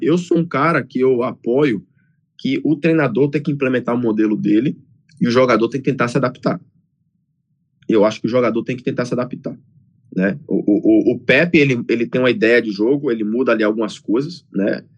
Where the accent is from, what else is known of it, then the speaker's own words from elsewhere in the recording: Salvador, Bahia, Brazil; moved away as an adult; now in United States; eu cresci no Brasil, ali em Salvador